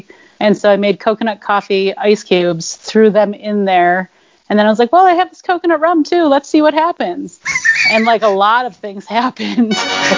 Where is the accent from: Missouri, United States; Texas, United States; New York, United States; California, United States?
New York, United States; Rochester; my hometown of Rochester, New York